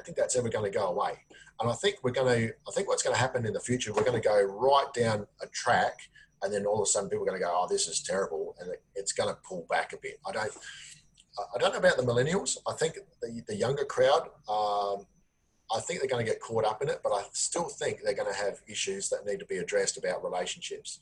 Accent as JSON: {"language": "English", "country": "Australia", "said": "I'm an Australian"}